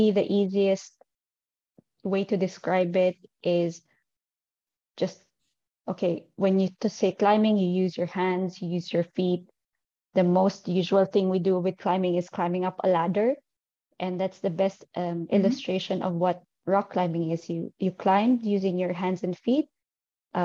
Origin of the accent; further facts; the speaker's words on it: northern Philippines, Philippines; moved away as an adult; also born or lived in Manila; now in Dubai, United Arab Emirates; I'm originally from the Philippines, and I started climbing there, but I'm currently based in Dubai. I moved here in 2018.